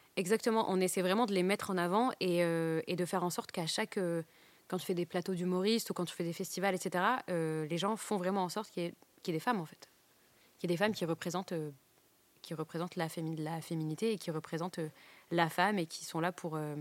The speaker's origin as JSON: {"language": "French", "town": "Douai", "region": "Hauts-de-France", "country": "France", "tie": "born or raised there", "said": "j'ai grandi à Douai"}